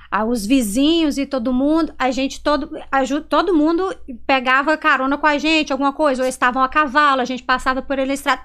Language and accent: Portuguese; Itambacuri, Minas Gerais, Brazil; moved away as an adult; now in United States; Eu cresci lá, né? Passei a minha vida inteira lá em Minas, assim, uhum. na minha cidade, até os 18 anos